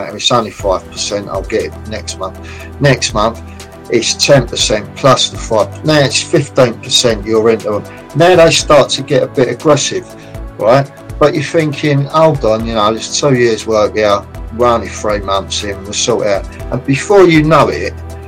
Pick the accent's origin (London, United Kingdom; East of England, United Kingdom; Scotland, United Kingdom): London, United Kingdom; I was born in Islington, North London